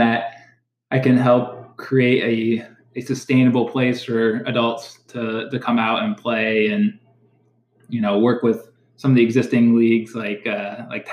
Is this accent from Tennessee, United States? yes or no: no; Findlay, Ohio, United States; I grew up in Findlay, Ohio, which is just down the road on 75